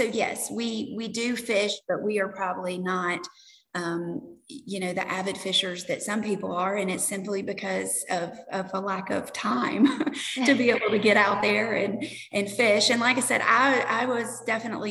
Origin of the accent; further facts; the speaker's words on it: Tennessee, United States; moved away as an adult; now in South Carolina, United States; Both Stephen and I are from Tennessee. My family is outside of Memphis in Cairoville